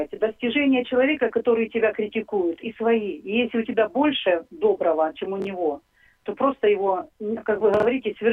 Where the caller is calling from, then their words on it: Barvinkove, Kharkiv Oblast, Ukraine; я из Барвенкова.